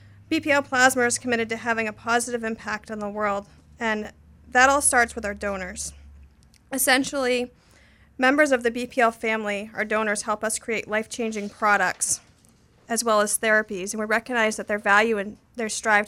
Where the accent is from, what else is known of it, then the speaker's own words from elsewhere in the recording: Boothbay Harbor, Maine, United States; now in Lewiston, United States; I am. I'm originally from Boothby Bay Harbor, Maine.